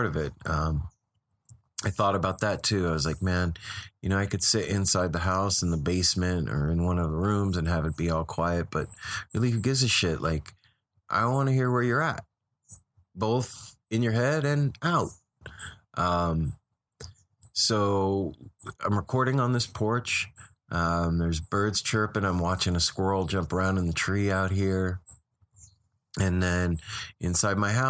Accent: Las Vegas, Nevada, United States; moved away as an adult; also born or lived in California; now in Portland, United States; it's where I grew up. It's my hometown.

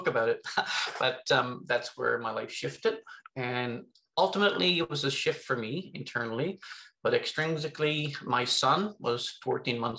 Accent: Newfoundland and Labrador, Canada; I'm originally from Newfoundland.

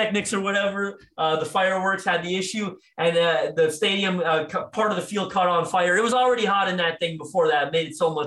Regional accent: Toronto, Ontario, Canada; I'm from Toronto, Canada

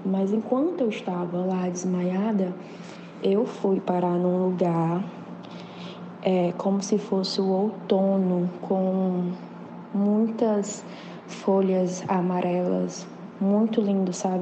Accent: Teresina, Piauí, Brazil; eu sou de Teresina, Piauí

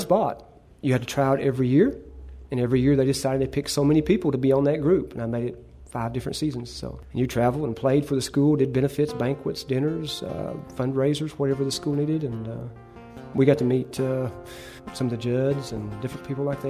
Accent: Prestonsburg, Kentucky, United States; I was born and raised in Prestonsburg

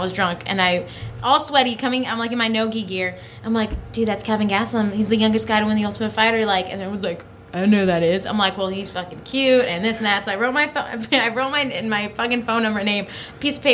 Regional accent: Whittier, California, United States; That's where I'm from

